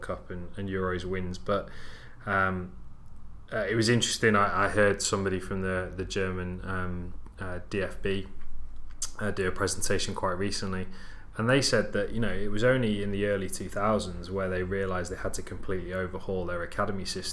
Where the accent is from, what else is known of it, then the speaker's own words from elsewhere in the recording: Wales, United Kingdom; I'm Welsh